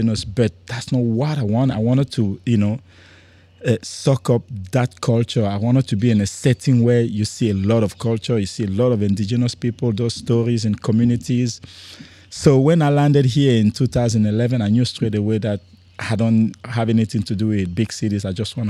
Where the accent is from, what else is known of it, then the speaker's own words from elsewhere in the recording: Cameroon; also born or lived in France; now in Darwin, Australia; I was born in Cameroon, which is a tiny country in Central Africa area.